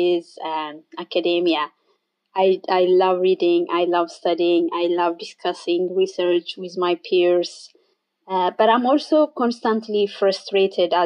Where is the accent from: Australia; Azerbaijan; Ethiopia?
Ethiopia; moved away as an adult; now in Ireland; I am from Ethiopia originally